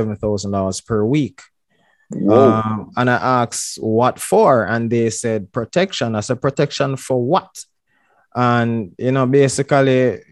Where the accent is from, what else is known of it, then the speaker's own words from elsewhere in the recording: May Pen, Clarendon, Jamaica; I'm from Maypin, Clarendon. But when I was born in a house, and in my parents' house